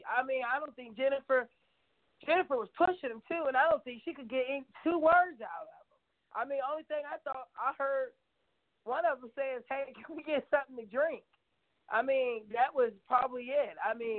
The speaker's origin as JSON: {"language": "English", "town": "Knoxville", "region": "Tennessee", "country": "United States", "said": "I'm from Knoxville."}